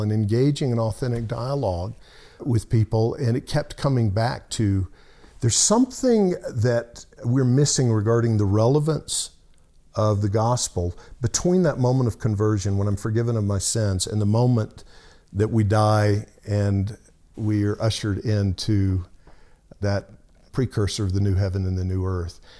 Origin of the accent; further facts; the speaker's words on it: Alabama, United States; moved away; I grew up in Alabama